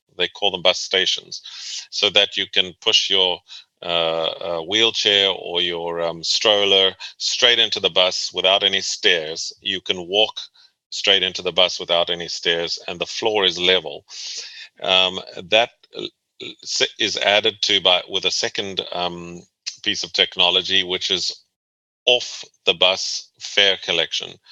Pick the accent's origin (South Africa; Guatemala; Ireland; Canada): South Africa; moved away as an adult; also born or lived in Boston, United States; now in Virginia, United States; I was born and raised in South Africa